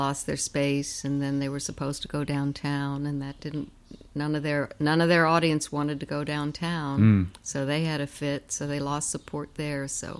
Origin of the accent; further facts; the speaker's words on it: Pennsylvania, United States; moved away as an adult; also born or lived in Brooklyn / Ohio / Los Angeles / New York City; now in Richmond, United States; I was born in Brooklyn. Then I moved to Pennsylvania when I was 8. Then I went to college in Ohio. I lived in L.A. for a while, but then I settled back in New York I lived there 10 years before I moved to Richmond.